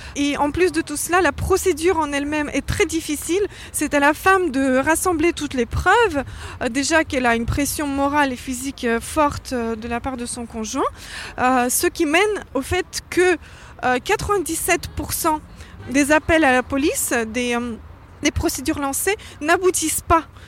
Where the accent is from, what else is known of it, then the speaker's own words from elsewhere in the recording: France; je suis française